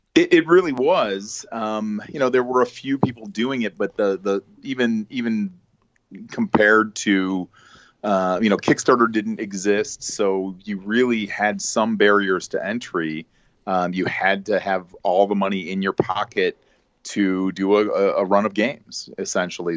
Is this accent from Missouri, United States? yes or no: no; Chicago suburbs, Illinois, United States; born and bred in the Chicago suburbs, uh, where I still, uh, reside